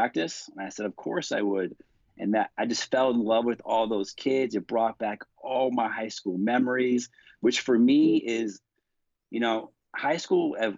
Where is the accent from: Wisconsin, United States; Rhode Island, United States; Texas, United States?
Rhode Island, United States; moved away as an adult; also born or lived in Iowa / San Diego; I'm a small town New England kid. I'm from the baby state, Rhode Island